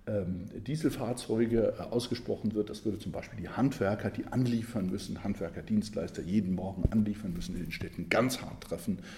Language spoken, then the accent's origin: German; Saarland, Germany; Ich komme übrigens aus dem Saarland, bin aufgewachsen in, Berg, in einer Bergbauregion Stahlindustrie, die Luft sehr verschmutzt war.